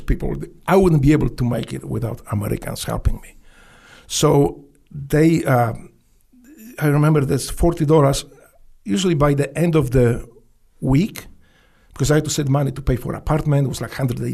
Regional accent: Poland; English is a second language; moved away as an adult; also born or lived in Memphis, United States; now in United States; I grew up in Poland.

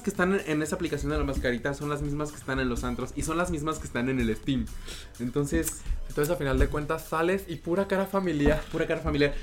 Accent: Mexico; now in Vancouver, Canada; decimos mucho en México

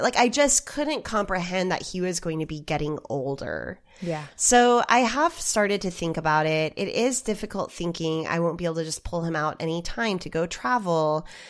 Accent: Oklahoma, United States; I come from Oklahoma

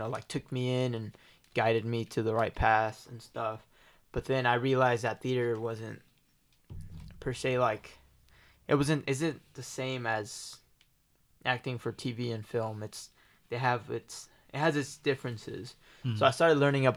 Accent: Tulsa, Oklahoma, United States; I was born and raised in Tulsa, Oklahoma

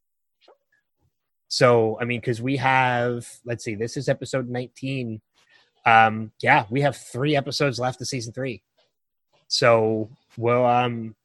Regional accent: Philadelphia, Pennsylvania, United States; I was from Philly

